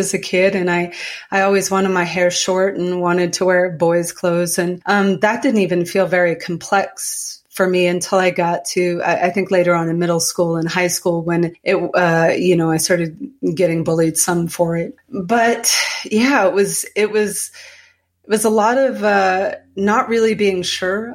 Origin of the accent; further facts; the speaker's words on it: Calais, Maine, United States; now in Colorado, United States; I grew up in Calais, Maine